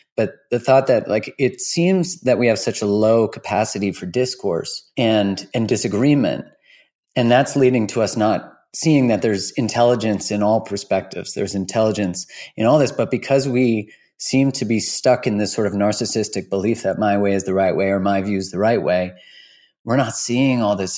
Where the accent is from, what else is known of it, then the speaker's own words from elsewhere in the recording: Canada; as a Canadian